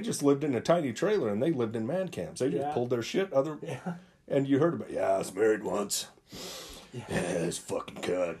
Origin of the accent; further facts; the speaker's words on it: Utah, United States; growing up in Utah, obviously there's a different culture.